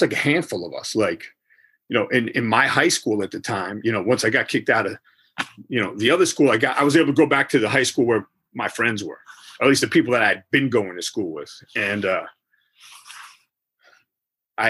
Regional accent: Montclair, New Jersey, United States; also born or lived in Verona, New Jersey / Belleville, New Jersey / Caldwell, New Jersey; born in Montclair, New Jersey, and I lived all around that area. That's Essex County area, New Jersey. I grew up in that area, Verona, Belleville, Caldwell

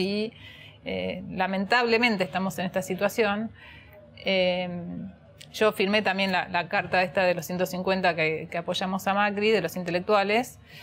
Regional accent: Argentina; como argentinos

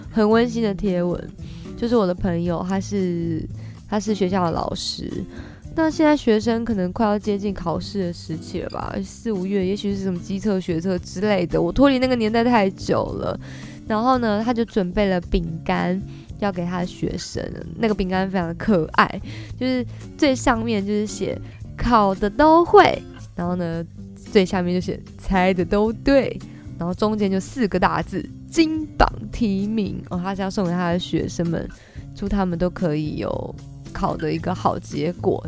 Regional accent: Kaohsiung, Taiwan; moved away as an adult; also born or lived in Taipei; 因为我是高雄人嘛，所以到台北其实也拓展了我不同的眼界

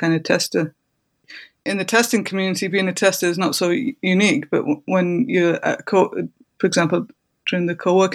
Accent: Brighton, South East England, United Kingdom; my hometown in Brighton

